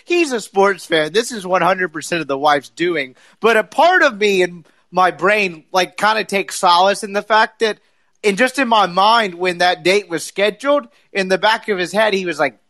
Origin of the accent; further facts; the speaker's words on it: the South, United States; I'm from the South.